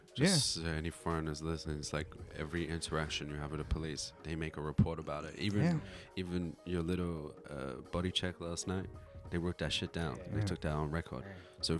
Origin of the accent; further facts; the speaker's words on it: South Africa; So it's like, I'm from South Africa.